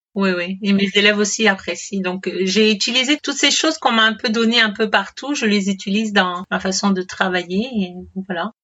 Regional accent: Martinique; je suis originaire de la Martinique

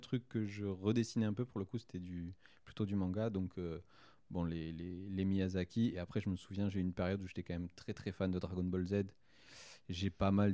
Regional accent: Saint-Gaudens, Occitania, France; j'ai grandi en région toulousaine. En fait, j'ai toujours, je suis toujours resté en région toulousaine. J'y habite toujours aujourd'hui.

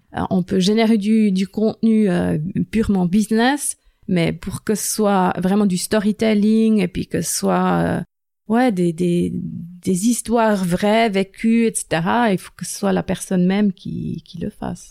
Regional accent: Bern, Switzerland; French is a second language; moved away as an adult; now in Lausanne, Switzerland; je suis née à Berne, grandi à Berne

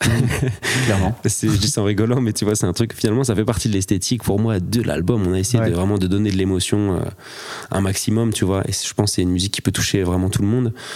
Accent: north of France, France; je suis saxophoniste originaire du nord de la France

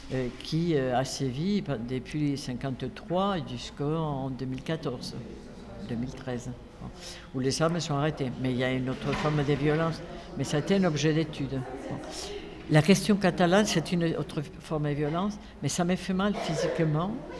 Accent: Zaragoza, Aragon, Spain; accent: Aragonese; French is a second language; now in Nantes, France; j'ai même l'accent aragonais, c'est, quand même extraordinaire, parce que quand je parle espagnol en Espagne et à Saragosse, dans ma région, j'ai gardé l'accent de ma région

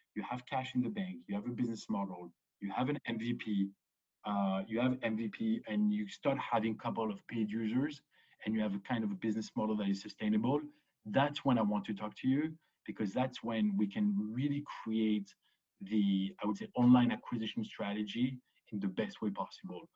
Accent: Paris, Île-de-France, France; moved away as an adult; also born or lived in Chicago / Israel / Boston; grew up to Paris, grew up in Paris between the age of two and 18.

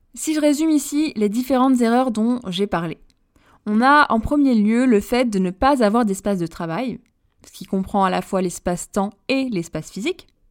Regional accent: Paris, Île-de-France, France; je suis Parisienne également

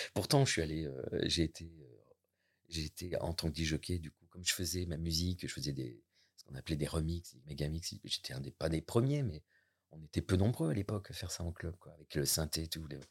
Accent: near La Roche-Posay, Nouvelle-Aquitaine, France; now in Normandy, France; je suis né euh, près de La Roche-Posay, ville thermale

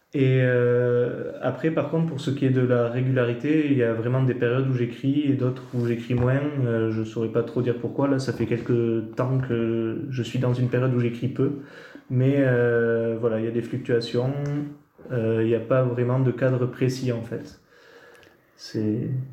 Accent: Campan, Occitania, France; also born or lived in Bordeaux; J'ai grandi à Campan, donc dans les, dans les Hautes-Pyrénées

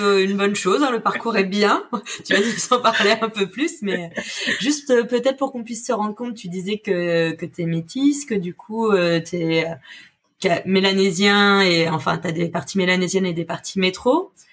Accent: Le Havre, Normandy, France; moved away; je suis du Havre

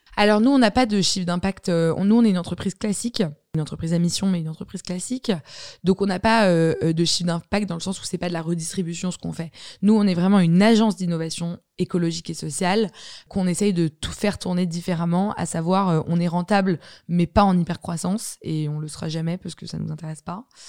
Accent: Paris, Île-de-France, France; j'ai grandi dans Paris Intramuros et je considère que c'est une grande chance

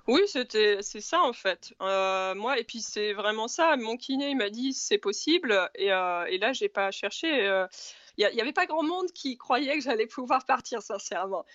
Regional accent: Normandy, France; je suis normande à la base.

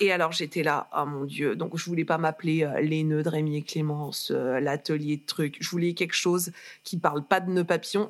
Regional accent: Lille, Hauts-de-France, France; moved away as an adult; also born or lived in Reims / Paris; je suis née à Lille. Placébastopol. Une vraie de vraie

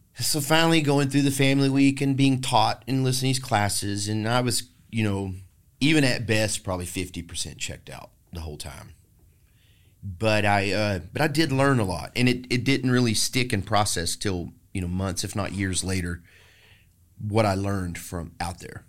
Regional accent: Maypearl, Texas, United States; now in Austin, United States; I was raised in Maypearl, Texas

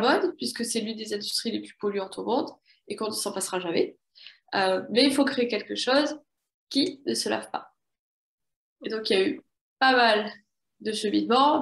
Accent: south-west France, France; je suis originaire du sud-ouest de la France. Donc j'ai baigné depuis toute petite entre, euh, Océan et Montagne

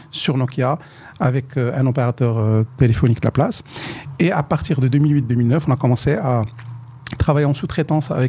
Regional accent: Sefrou, Fès-Meknès, Morocco; moi, non, moi, je suis de Sfro

